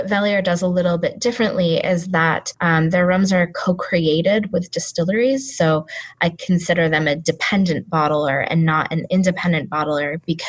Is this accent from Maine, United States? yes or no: yes; Maine, United States; also born or lived in Seattle; now in Cape Town, South Africa; I grew up in Maine